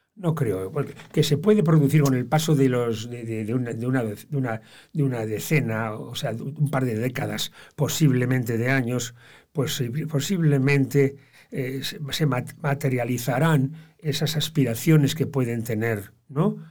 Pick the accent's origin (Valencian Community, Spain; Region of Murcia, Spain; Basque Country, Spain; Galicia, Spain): Basque Country, Spain; Bilbao; now in Motril, Spain; Yo me considero muy bilbaino Los bilbainos los bilbaínos somos primero bilbainos y luego somos euskaldunes